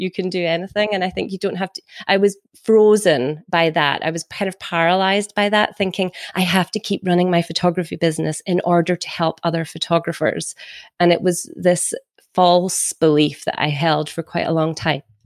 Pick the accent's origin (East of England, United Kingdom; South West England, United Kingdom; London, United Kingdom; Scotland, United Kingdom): Scotland, United Kingdom; also born or lived in Carnoustie, Scotland; I'm from Scotland.